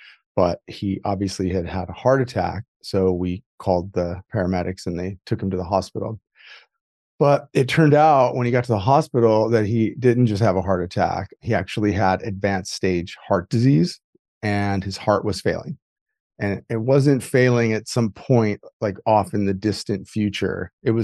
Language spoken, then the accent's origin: English; Midwest, United States; I grew up, I was raised in the Midwest